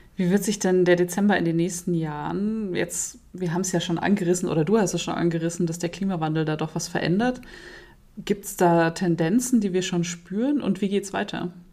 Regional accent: Munich, Bavaria, Germany; als Münchnerin.

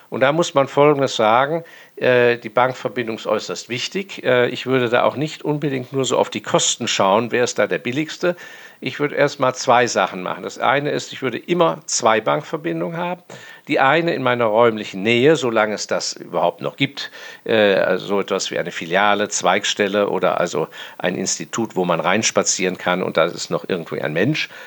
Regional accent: Hong Kong; Und ich bin äußerst dankbar, dass ich in meiner Jugend in Hongkong aufgewachsen bin, weil mein Vater da auf Posten war.

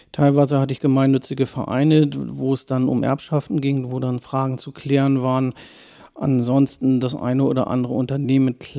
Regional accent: Schwarzenberg, Saxony, Germany; Ja, also ich bin, äh, wohne schon immer in Schwarzenberg, äh, bin hier auch zur Grundschule gegangen

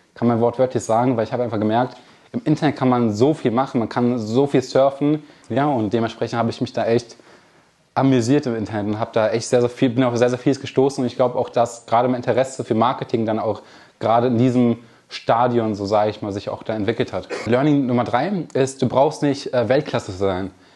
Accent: Kamp-Lintfort, North Rhine-Westphalia, Germany; born or raised there

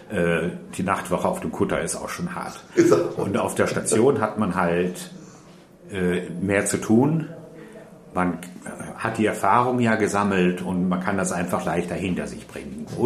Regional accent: North Rhine-Westphalia, Germany; also born or lived in Austria; ich {S1} bin ein Migrant sozusagen, ich komme aus Österreich, bin dann im Ruhrgebiet aufgewachsen

